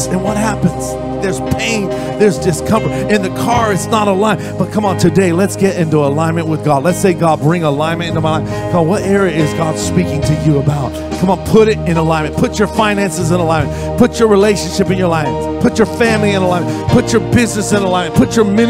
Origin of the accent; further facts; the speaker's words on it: Orange County, California, United States; I'm from Orange County. We're near